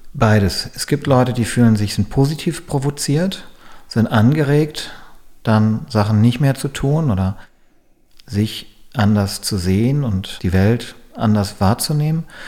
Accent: Germany; hier bei uns in Deutschland

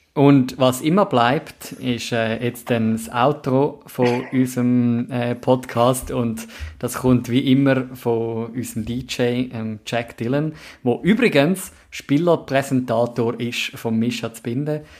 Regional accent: Zurich, Switzerland; als Zürcher

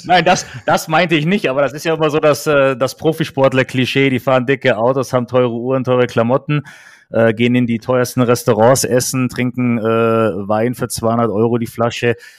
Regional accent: Kaufbeuren, Bavaria, Germany; moved away; in Kaufbeuern in, in meiner Heimatstadt

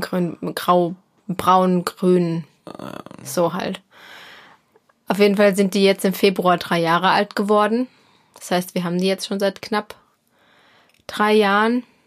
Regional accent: Hesse, Germany

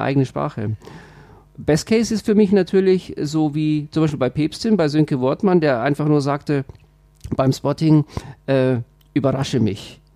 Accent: Switzerland; also born or lived in Bavaria; now in Germany; ich bin ja Schweizer, also wenn ich das mal so, so sagen darf, aber nur Zugereister. Ja. Ich fühle mich äh, total als Bayer

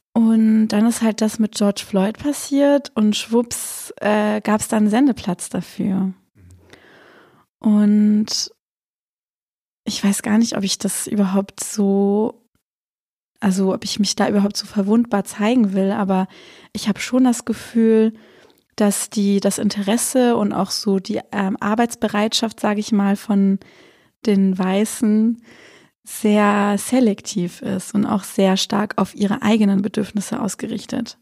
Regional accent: Swabia, Germany; dass ich mich als halt Schwäbin sehe

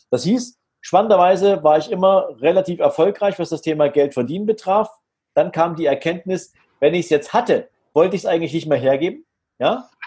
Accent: Dresden, Saxony, Germany; Also ich bin äh, in Dresden {S0} geboren, {S2} noch zu einer Zeit, da war die Trennung Deutschlands noch aktuell, 1972. Und ähm, ich bin in einem ganz normalen Elternhaus groß geworden.

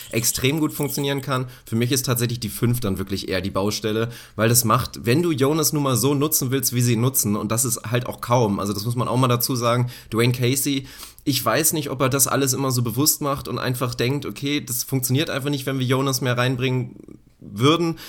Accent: Lower Saxony, Germany; wir kommen ja beide aus Niedersachsen

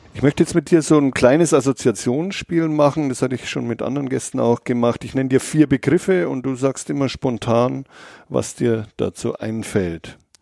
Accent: Bavaria, Germany; Ich komme ja selber aus Bayern

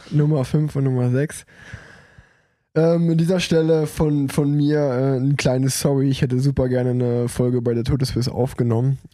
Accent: Cologne, North Rhine-Westphalia, Germany; als, als Kölner

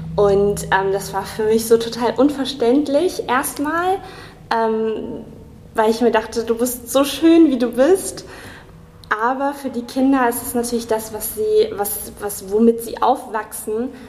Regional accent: Kassel, Hesse, Germany; moved away as an adult; now in Marburg, Germany; komme ursprünglich aus Kassel, bin äh, hier zur Schule gegangen, habe hier studiert

